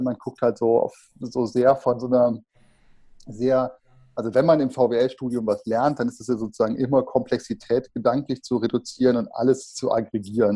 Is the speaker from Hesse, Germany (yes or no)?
no; Bergisches Land, 30 km outside Cologne, North Rhine-Westphalia, Germany; 30 Kilometer außerhalb von Köln, sind wir groß geworden im Bergischen Land